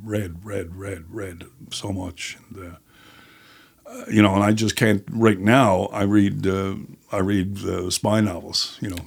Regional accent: St. John's, Newfoundland and Labrador, Canada; also born or lived in Jerseyside, Placentia Bay; I was born in Saint John's, uh, and then when I was about, uh, eight, I guess it was, uh, we moved to Jersey Side in Placentia Bay

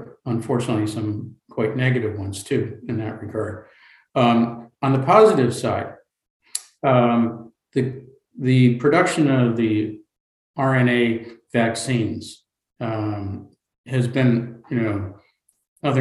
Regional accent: United States; as an American

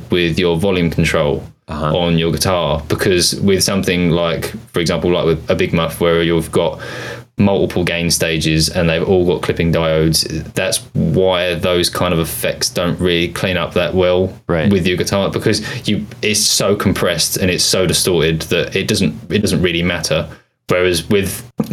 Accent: United Kingdom; accent: British; my British accent

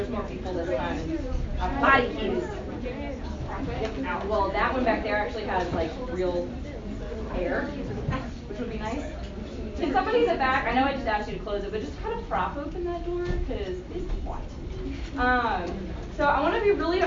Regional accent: Tennessee, United States; moved away as an adult; now in St. Louis, United States; I grew up in the South in Tennessee for most of my life

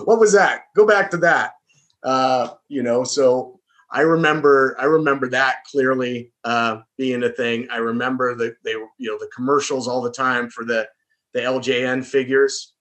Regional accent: Southern California, United States; I'm from Southern California originally.

